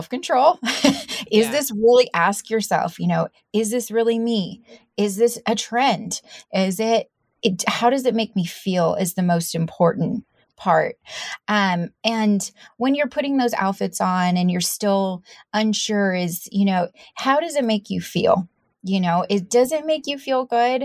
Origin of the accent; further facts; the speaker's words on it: San Diego, California, United States; moved away; I came from San Diego and from, you know, the surf skate world.